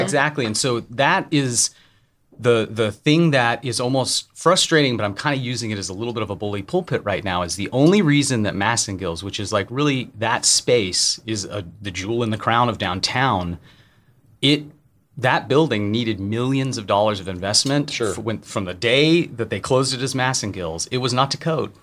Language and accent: English; Tennessee, United States; also born or lived in Chicago; I'm from Tennessee